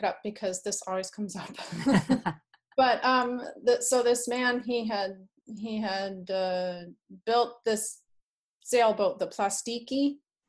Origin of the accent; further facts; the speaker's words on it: Canada; moved away as an adult; now in Northern California, United States; I'm from Canada, and I've been here for almost 20 years